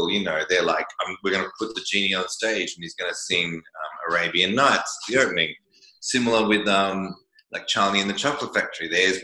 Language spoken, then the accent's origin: English; Australia; I'm Australian